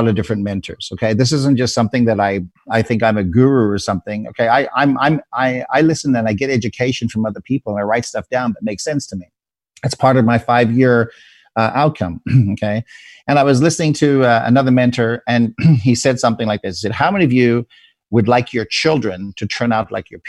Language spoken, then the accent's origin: English; South Africa; moved away; where I was born in South Africa